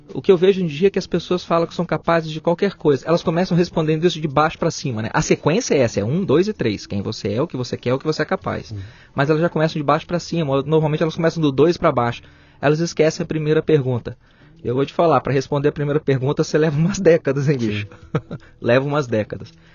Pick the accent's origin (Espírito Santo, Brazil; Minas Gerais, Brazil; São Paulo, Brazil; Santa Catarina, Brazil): Espírito Santo, Brazil; Vitória; also born or lived in São José dos Campos / Belo Horizonte / Santa Maria de Jetibá; now in Caraguatatuba, Brazil; eu sou natural do Espírito Santo, Vitória.